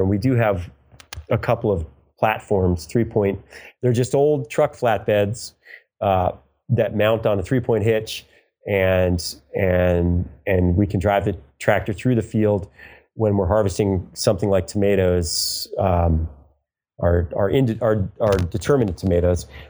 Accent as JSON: {"language": "English", "region": "New York", "country": "United States", "also_born_or_lived": "San Francisco", "moved": "as an adult", "lives_now": "California, United States", "said": "I'm from New York. As I said, I was living in New York City"}